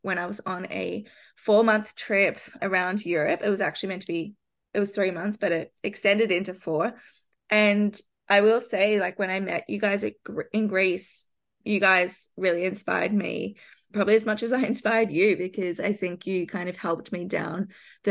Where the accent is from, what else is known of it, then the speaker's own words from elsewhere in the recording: Australia; moved away as an adult; also born or lived in London; as an Australian